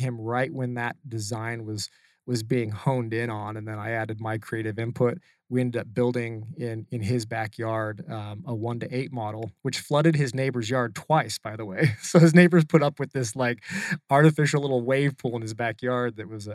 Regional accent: Utah, United States; moved away as an adult; also born or lived in California; now in Arizona, United States; I'm still from Utah. So I'm like the maybe top 10% of surfers from Utah

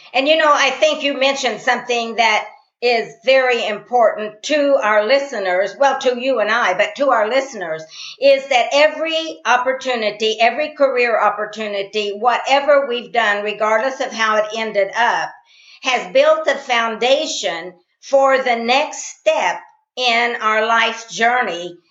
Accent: Columbus, Indiana, United States; I'm from Columbus, Indiana, which is about 40 miles from Indiana University

